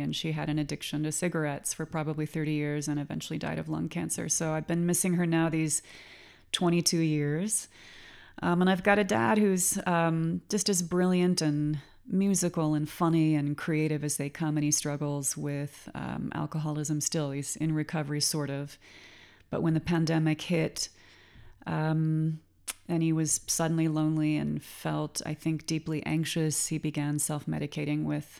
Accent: Claremont, California, United States; Well, I am a California girl. I grew up in Claremont, California.

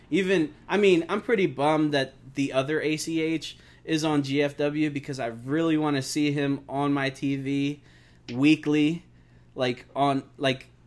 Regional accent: Glassboro, New Jersey, United States; born or raised there; now in Philadelphia, United States

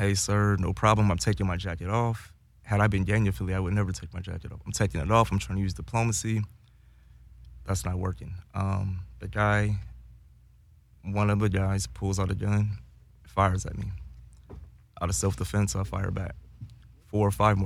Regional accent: Inglewood, California, United States; now in San Diego, United States; I grew up in Inglewood

